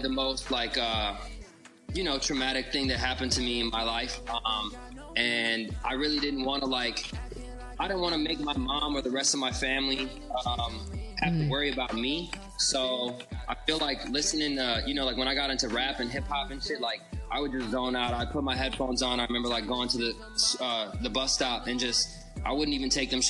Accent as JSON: {"language": "English", "town": "Chicago", "region": "Illinois", "country": "United States", "tie": "born or raised there", "also_born_or_lived": "Ukraine", "said": "my family and I, so my mom, my dad, my sister and I, my grandma, we moved here in the 90s. We moved to Chicago"}